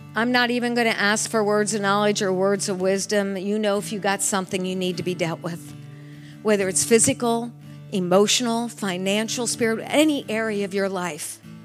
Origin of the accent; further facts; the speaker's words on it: United States; this person from the United States, this little white lady from the United States.